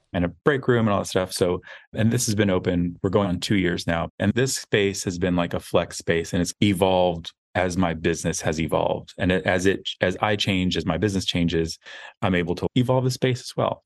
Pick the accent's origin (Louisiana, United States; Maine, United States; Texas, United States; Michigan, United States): Texas, United States; outside of Austin, rural; We grew up outside of Austin where it was very small, very conservative